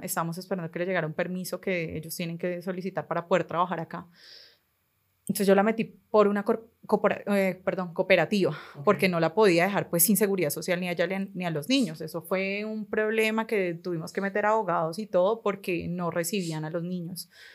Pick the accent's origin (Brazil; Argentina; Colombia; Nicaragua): Colombia; Cali, Valle del Cauca; soy caleña, tengo 29 años